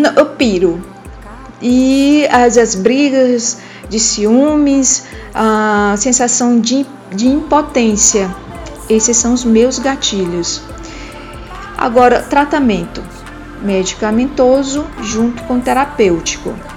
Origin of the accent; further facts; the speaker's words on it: Ceará, Brazil; Sou cearense, moro em Fortaleza